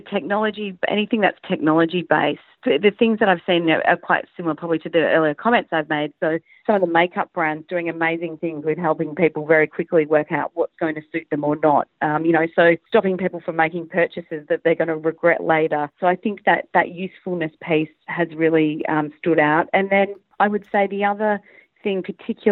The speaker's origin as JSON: {"language": "English", "country": "Australia", "also_born_or_lived": "Hong Kong / Singapore", "moved": "as an adult", "lives_now": "Asia", "said": "being an Aussie, a very proud Aussie"}